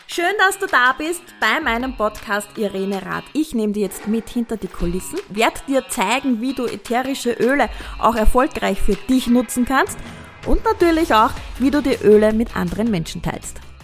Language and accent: German; Austria; bei uns in Österreich